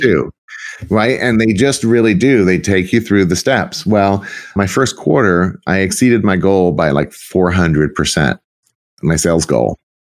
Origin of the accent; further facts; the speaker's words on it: South Texas, United States; moved away as an adult; also born or lived in Arlington, Texas / Dallas, Texas / Palm Beach, Florida; I actually was born and raised in Texas, in South Texas, South at South, like as far south as you can get